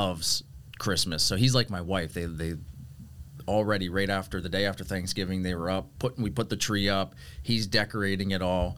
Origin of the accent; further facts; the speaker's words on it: Pittsburgh, Pennsylvania, United States; also born or lived in Los Angeles, California; born and raised in Pittsburgh, Pennsylvania.